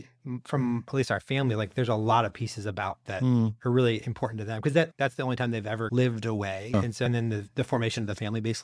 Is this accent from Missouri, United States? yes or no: yes; St. Louis, Missouri, United States; the school district next to us was Ferguson. I grew up in Florissant, was Ferguson, where like all the Ferguson riots and things were. Right? Yeah. So that is the edge of where I grew up.